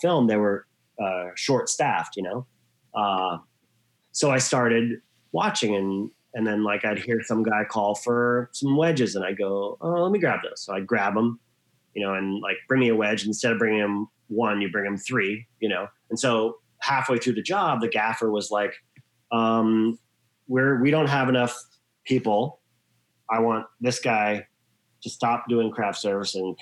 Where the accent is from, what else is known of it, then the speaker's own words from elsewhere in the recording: Australia; moved away as an adult; also born or lived in Hawaii, United States / New York, United States; I grew up in Hawaii and Australia. I'm half Australian, half American. I lived in Australia till I was about 21, 22.